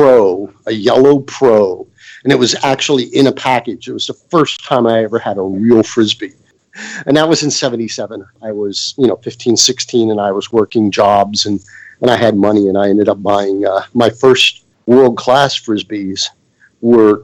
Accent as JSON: {"language": "English", "area": "between Johnstown and Somerset", "region": "southwestern Pennsylvania", "country": "United States", "tie": "born or raised there", "also_born_or_lived": "California", "moved": "as an adult", "said": "I lived about halfway between Johnstown and Somerset in southwestern Pennsylvania, right on the edge of Appalachia. It's like mining area, but I grew up like dirt poor"}